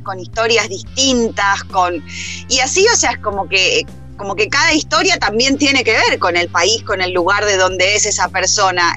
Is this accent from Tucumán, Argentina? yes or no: no; Rosario, Santa Fe, Argentina; moved away as an adult